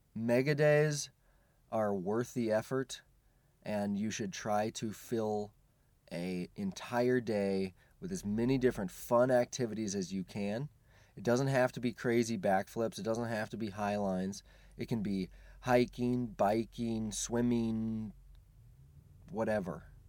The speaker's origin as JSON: {"language": "English", "region": "Central Oregon", "country": "United States", "tie": "born or raised there", "said": "I was raised in Central Oregon"}